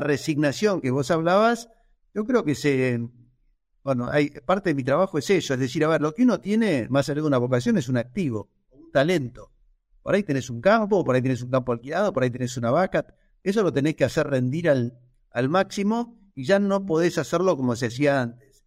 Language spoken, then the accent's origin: Spanish; Argentina; como argentinos